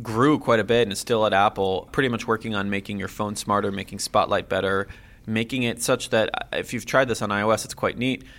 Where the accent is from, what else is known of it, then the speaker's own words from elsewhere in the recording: Jerusalem, Jerusalem District, Israel; moved away as an adult; now in Silicon Valley, United States; I was born and raised in Jerusalem, Israel